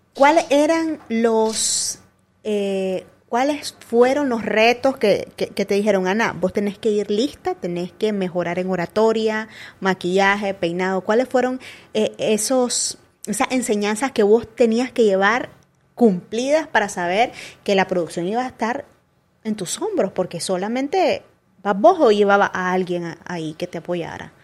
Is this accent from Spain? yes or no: no; Chichigalpa, Chinandega, Nicaragua; now in Managua, Nicaragua; yo me vine de Chinandega para acá, porque yo soy de Chichigalpa